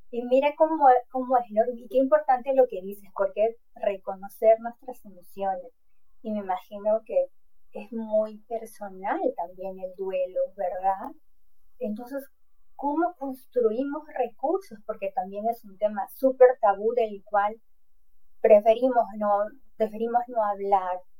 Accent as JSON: {"language": "Spanish", "country": "Peru", "said": "Yo soy de Perú y también en, mi país es este, tienes que ser fuerte, no, no puedes llorar."}